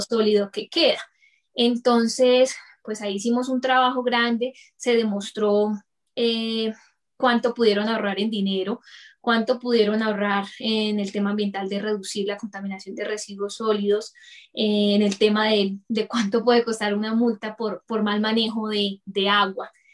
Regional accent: Bucaramanga, Santander, Colombia; moved away as an adult; now in Bogotá, Colombia; nací en Bucaramanga y actualmente vivo en Bogotá por temas de traslado de trabajo de mi esposo

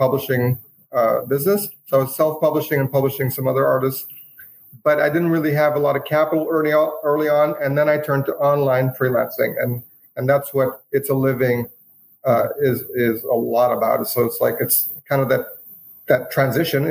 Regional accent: Canada; moved away as an adult; also born or lived in Romania; now in United States; we came to Canada. So I grew up in Canada as an immigrant boy

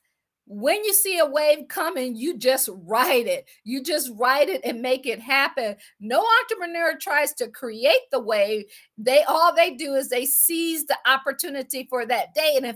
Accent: Akron, Ohio, United States; I am from Akron, Ohio

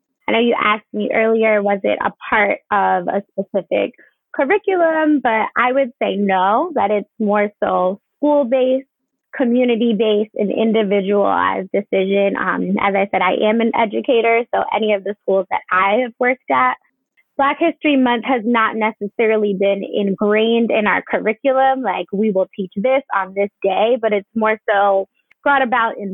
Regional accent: New Jersey, United States; moved away as an adult; now in Atlanta, United States; So I am a native of New Jersey. So I'm from New Jersey.

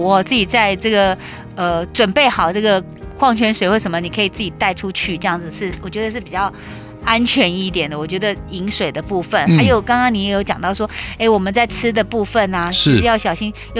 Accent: Taiwan; 我们台湾人哦，

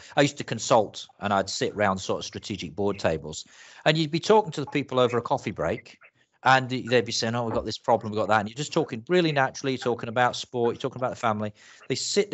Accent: Yorkshire and the Humber, United Kingdom; I grew up in Yorkshire.

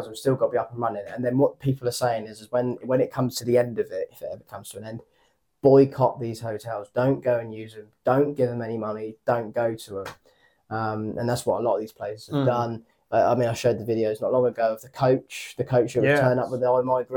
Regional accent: United Kingdom; we're British

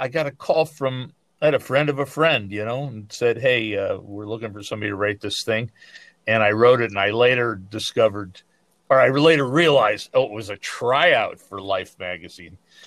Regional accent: Midwest, United States; moved away; also born or lived in New York / Detroit; I was born in the Midwest and moved to New York later

